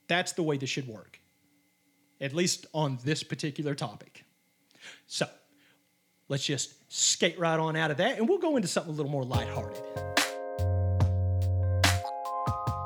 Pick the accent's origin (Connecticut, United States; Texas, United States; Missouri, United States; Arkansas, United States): Arkansas, United States; we're from Arkansas.